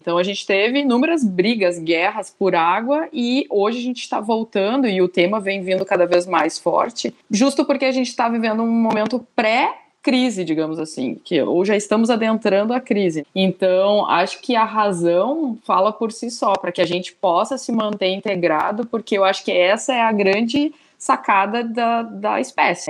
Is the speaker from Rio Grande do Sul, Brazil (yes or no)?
yes; Rio Grande do Sul, Brazil; sou gaúcha